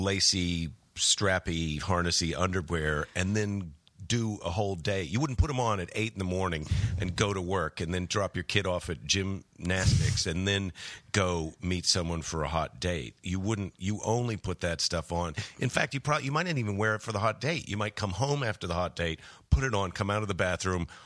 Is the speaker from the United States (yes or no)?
yes; United States; I'm American.